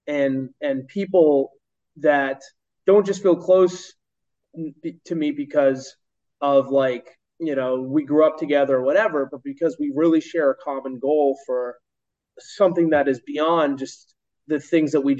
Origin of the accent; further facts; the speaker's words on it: Bolton, Massachusetts, United States; I grew up in Bolton, Massachusetts, which is a nice town